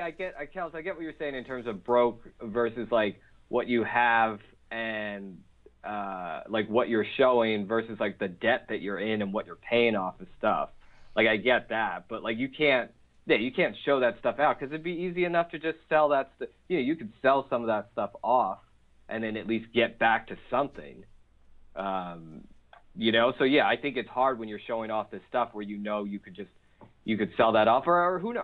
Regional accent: Philadelphia, Pennsylvania, United States; I grew up in Philly in terms of like blue collar

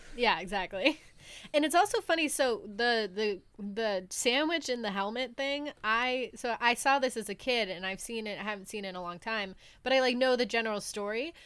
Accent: New England, United States; growing up in New England

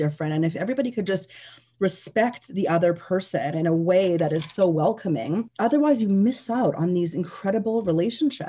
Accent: Canada; we're Canadian

